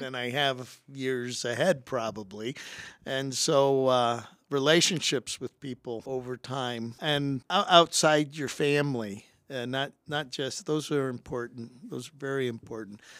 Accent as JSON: {"language": "English", "town": "Rock Island", "region": "Illinois", "country": "United States", "also_born_or_lived": "Purdue (Indiana) / Pasadena, California", "moved": "as an adult", "said": "I was selected from Rocky"}